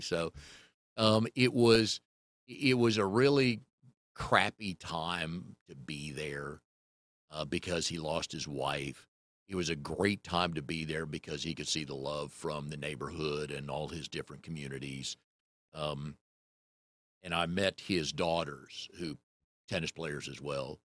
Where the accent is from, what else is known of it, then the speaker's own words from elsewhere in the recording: Raleigh, North Carolina, United States; also born or lived in Richmond; I moved here in nineteen seventy-four, moved away for a while, but I grew up in Fairfax Hills. So if you're from the Triangle area, it's right off Falls and Noose by Millbrook Road